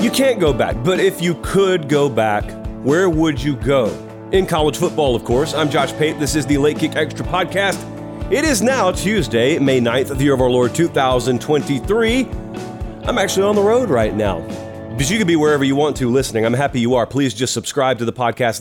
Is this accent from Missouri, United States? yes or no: no; Georgia, United States; So I'm from Georgia too.